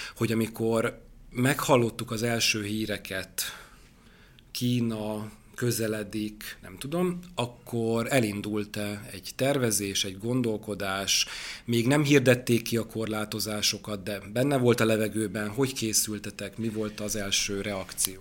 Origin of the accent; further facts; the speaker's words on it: Debrecen, Hajdú-Bihar, Hungary; én debreceni vagyok, és az én nagynéném Debrecenben él